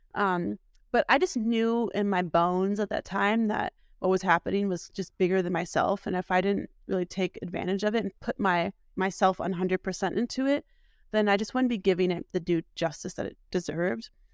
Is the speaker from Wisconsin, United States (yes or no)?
yes; Milwaukee, Wisconsin, United States; moved away as an adult; also born or lived in Columbus, Ohio; was born and raised in Milwaukee